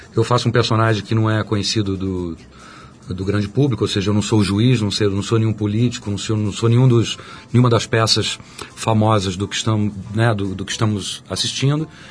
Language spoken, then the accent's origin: Portuguese; São Paulo, Brazil; also born or lived in Minas Gerais; eu sou mineiro, criado em São Paulo